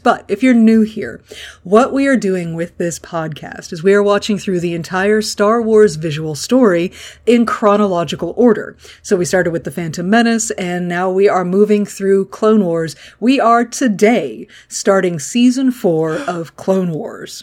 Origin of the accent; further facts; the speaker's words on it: the American South, United States; I grew up in the American South